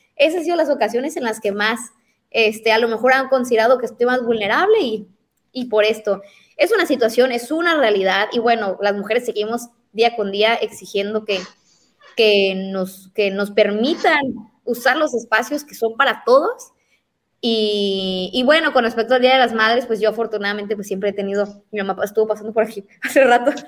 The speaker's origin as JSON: {"language": "Spanish", "town": "La Paz", "region": "Baja California Sur", "country": "Mexico", "tie": "born or raised there", "said": "yo porque nací en La Paz"}